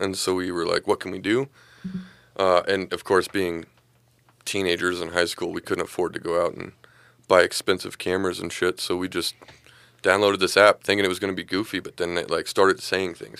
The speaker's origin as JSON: {"language": "English", "town": "Lakewood", "country": "United States", "said": "I'm from Lakewood. I went to school with these guys"}